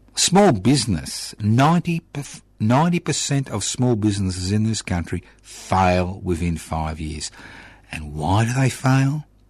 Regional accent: Australia; this is Australia

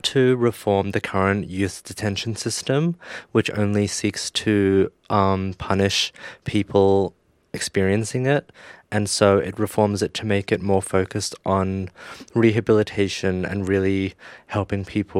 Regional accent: Melbourne, Victoria, Australia; I'm 24 years old and I'm from Melbourne, Australia.

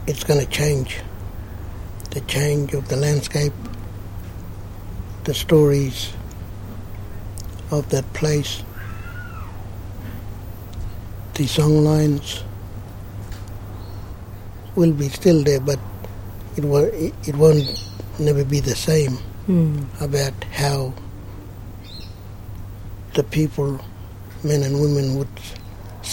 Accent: Karlamilyi National Park, East Pilbara, Western Australia, Australia; I'm from Kalamili, Rudal River National Park. My country is Kalamili.

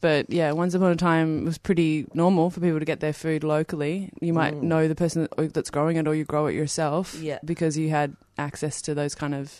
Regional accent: Hobart, Tasmania, Australia; I grew up in Hobart on organic food

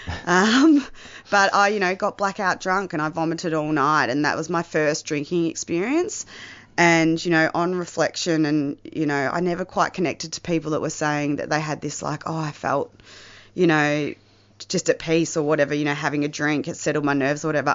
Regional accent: the Mallee, northwest Victoria, Australia; I am not from Melbourne. I originally grew up in the Mallee, uh, northwest Victoria, in a small country town.

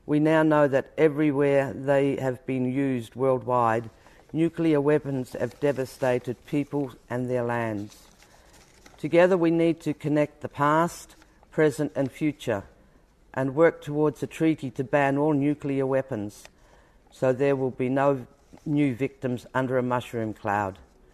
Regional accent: Koonibba Mission, South Australia, Australia; I was born in 1951 on Kanibba Mission.

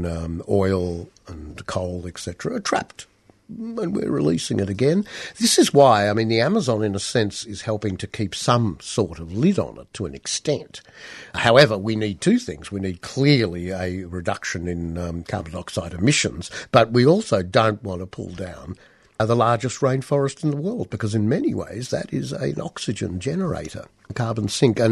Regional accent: Australia; growing up in Australia in an urban context

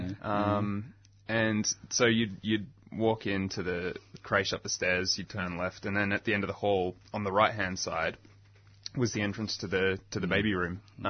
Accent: Melbourne, Victoria, Australia; also born or lived in Bentleigh East; I was born in Moorabbin, at Moorabbin Hospital.

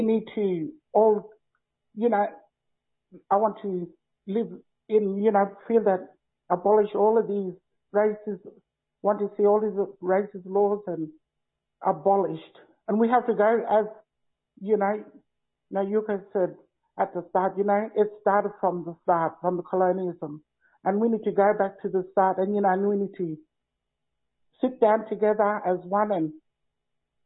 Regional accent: Northern Territory, Australia; growing up in Northern Territory, just kite surfing and finding myself

